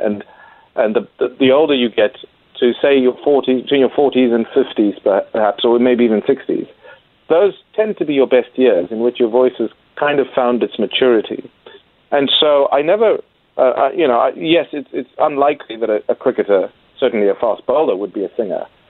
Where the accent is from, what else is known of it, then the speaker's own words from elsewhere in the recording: Zimbabwe; moved away as an adult; also born or lived in England; now in Adelaide, Australia; I'm actually a former a Test cricketer who played Test cricket for Zimbabwe many years ago